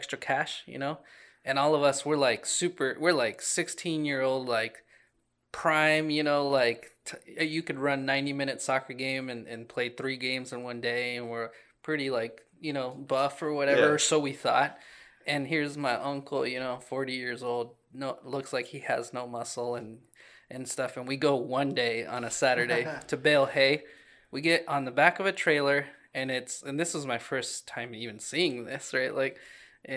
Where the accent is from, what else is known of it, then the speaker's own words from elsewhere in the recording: Des Moines, Iowa, United States; I grew up in Des Moines, the city